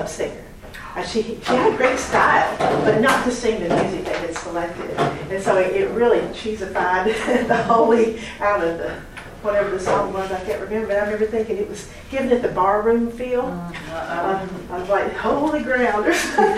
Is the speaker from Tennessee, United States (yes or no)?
yes; Knoxville, Tennessee, United States; in my own hometown. I'm from Knoxville, Tennessee